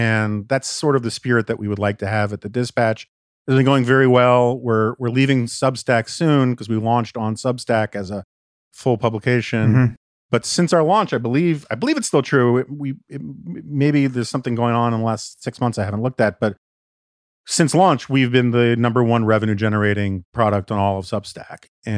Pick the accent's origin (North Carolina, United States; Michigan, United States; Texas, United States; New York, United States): New York, United States; New York City; moved away as an adult; also born or lived in Washington; I grew up on the Upper West Side of Manhattan. We were always politically conservative.